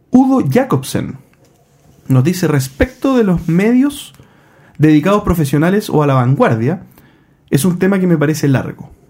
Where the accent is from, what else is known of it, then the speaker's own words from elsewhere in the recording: Valparaíso, Chile; Por cierto, JP, por acá hay un comprador potencial. Soy de Valparaíso.